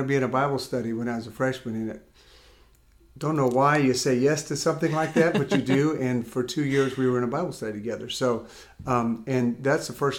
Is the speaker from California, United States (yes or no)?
yes; California, United States; also born or lived in Amarillo, Texas; I grew up in California mostly, but before that I was born in Amarillo